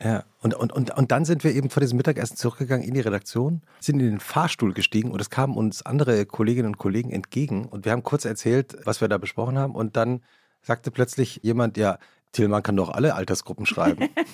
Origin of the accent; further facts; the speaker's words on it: Hesse, Germany; wir sind ja beide in Hessen aufgewachsen